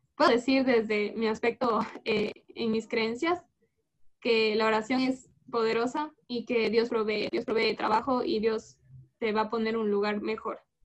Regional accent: Ecuador; hay empresas en mi país

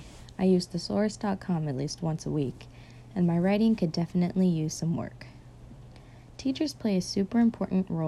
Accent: United States; first language English; As someone who has grown up in America with my first language being English

